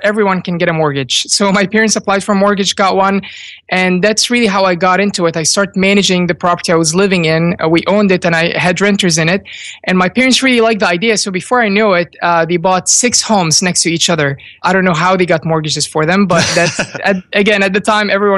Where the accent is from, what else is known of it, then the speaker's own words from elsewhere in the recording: Virginia, United States; also born or lived in Egypt; we moved from Egypt when I was young to Virginia, and I went to VCU